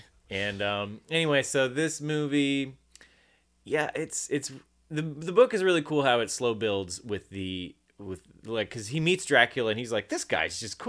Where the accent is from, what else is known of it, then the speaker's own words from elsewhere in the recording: United States; also born or lived in Birmingham, Alabama; I'm so American.